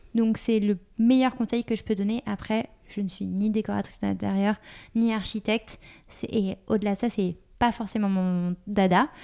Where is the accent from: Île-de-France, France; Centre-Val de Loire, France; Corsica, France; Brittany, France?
Île-de-France, France; Paris; à Paris, puisque je suis parisienne de base